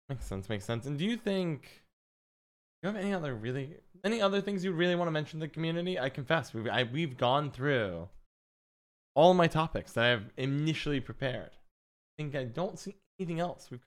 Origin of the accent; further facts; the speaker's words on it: United States; As an American